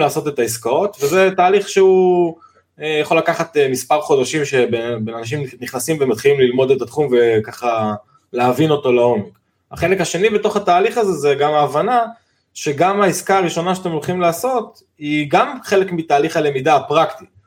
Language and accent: Hebrew; Giv'at Ze'ev, Judea and Samaria, Israel; now in Rosh HaAyin, Israel; שני חברי ילדות שגדלנו בגבעת זאב בירושלים